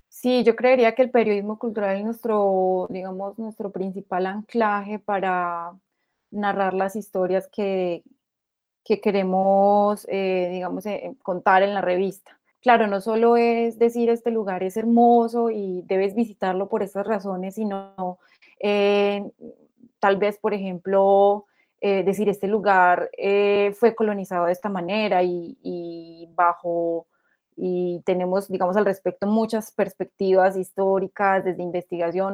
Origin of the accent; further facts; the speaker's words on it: Antioquia, Colombia; qué es ser antioqueños y cómo como antioqueños viajamos